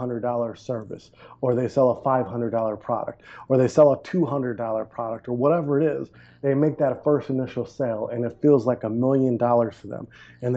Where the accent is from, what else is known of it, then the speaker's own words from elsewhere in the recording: Milwaukee, Wisconsin, United States; moved away as an adult; also born or lived in Maui, Hawaii / Panama / Medellin, Colombia; I grew up in Milwaukee, Wisconsin